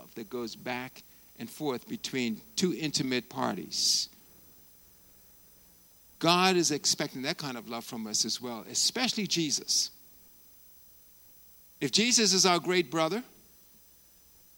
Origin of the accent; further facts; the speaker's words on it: Bermuda; my hometown, my home country of Bermuda